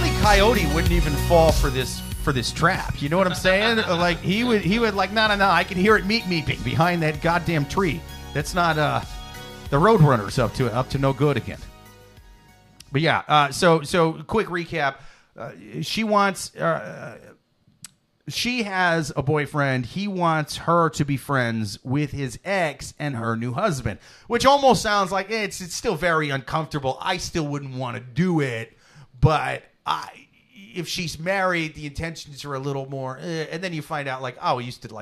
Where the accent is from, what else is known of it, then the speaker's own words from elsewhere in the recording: Iowa, United States; I'm from Iowa